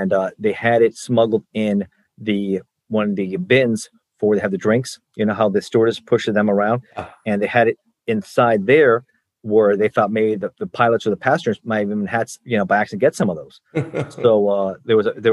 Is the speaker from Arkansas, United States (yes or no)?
no; Miami, Florida, United States; I grew up in Miami